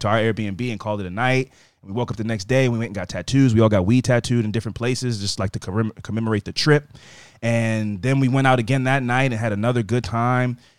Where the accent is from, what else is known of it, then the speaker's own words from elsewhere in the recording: United States; I'm American